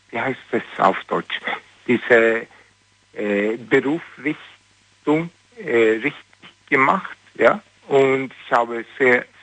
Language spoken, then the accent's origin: German; Sweden; German is a second language; ich bin Schwede.